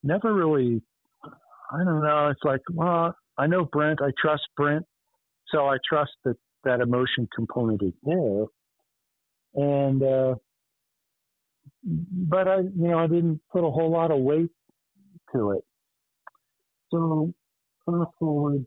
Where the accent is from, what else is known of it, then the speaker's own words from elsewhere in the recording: Arlington, Virginia, United States; as a young one growing up in Arlington, Virginia